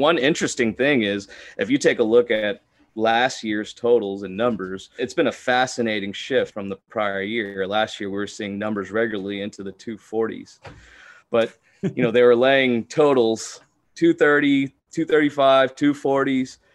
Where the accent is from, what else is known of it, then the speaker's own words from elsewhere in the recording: Houston, Texas, United States; I was born and raised here in Houston, Texas.